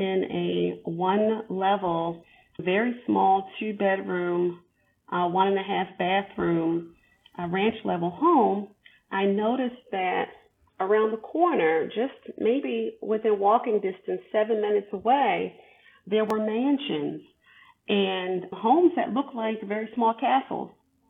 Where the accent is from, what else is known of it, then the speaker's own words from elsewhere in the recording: Baltimore, Maryland, United States; growing up in Baltimore City, actually as a child, it was very nice